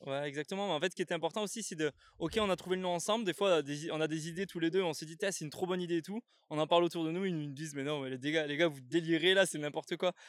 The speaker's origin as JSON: {"language": "French", "region": "south of France", "country": "France", "said": "je viens du sud de la France."}